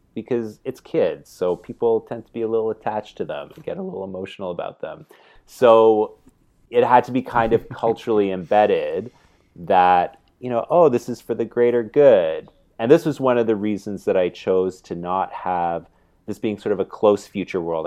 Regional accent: Canada; growing up in Canada

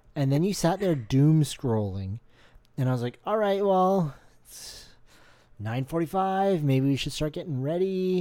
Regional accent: Canada; we're Canadian

